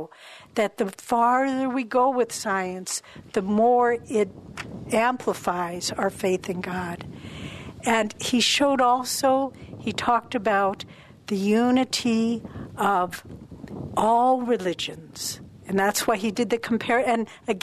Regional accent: St. Louis, Missouri, United States; I was born in St. Louis, Missouri

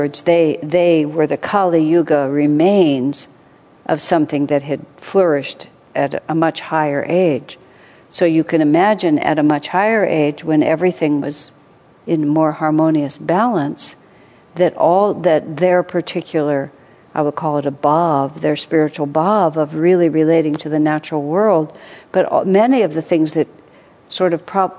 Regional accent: United States

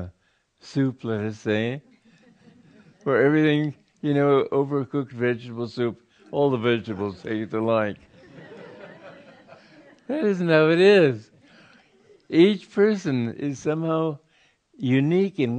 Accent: Romania; I was born in Romania

